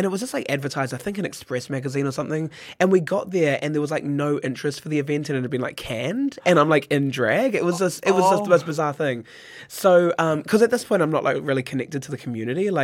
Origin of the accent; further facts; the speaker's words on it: Howick, Auckland, New Zealand; I grew up in Howick. I went to Howick College